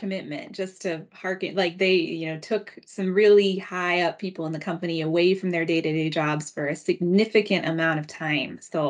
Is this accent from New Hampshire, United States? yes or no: no; Minnesota, United States; Minnesota, my home state